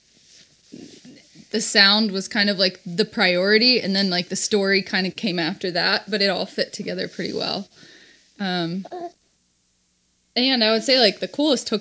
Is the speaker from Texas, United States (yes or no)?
yes; Texas, United States; I grew up in Texas